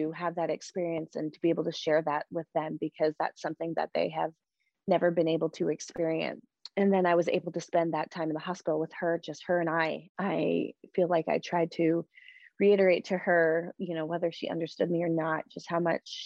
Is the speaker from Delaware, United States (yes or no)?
yes; Delaware, United States; I knew I was from Delaware